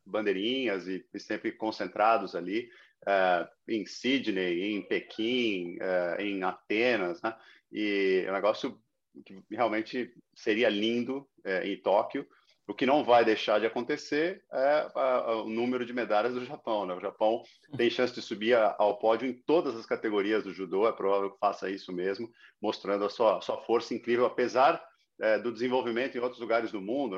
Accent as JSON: {"language": "Portuguese", "country": "Brazil", "moved": "yes", "lives_now": "Miami, United States", "said": "sou brasileiro"}